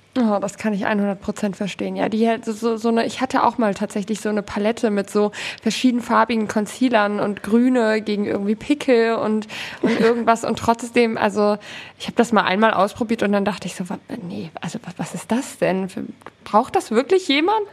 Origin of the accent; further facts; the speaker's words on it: Southern Hesse, Germany; moved away as an adult; also born or lived in Poland (mother's origin); now in Cologne, Germany; wir wohnen in Köln mittlerweile seit zwei Jahren und haben hier keine Familie in der Nähe. Wir kommen ursprünglich aus Südhessen